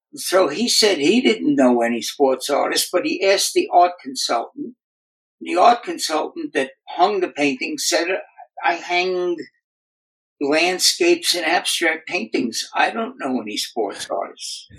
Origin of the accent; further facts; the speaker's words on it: New York City, New York, United States; moved away as an adult; now in Southern California, United States; I grew up in the Bronx in New York City. Uh, I currently live now in Southern California, in beach town